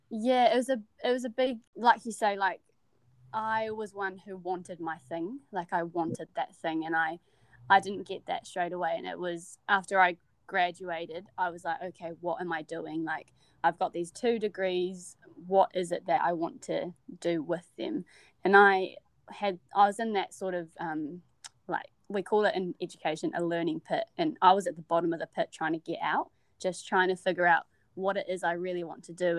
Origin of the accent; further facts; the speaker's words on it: Wellington, New Zealand; moved away as an adult; now in Dunedin, New Zealand; I'm originally from Wellington and um, born and raised in Wellington